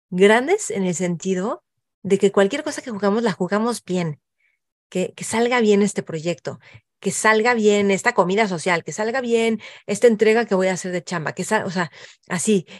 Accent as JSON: {"language": "Spanish", "country": "Mexico", "said": "nosotros como mexicanos"}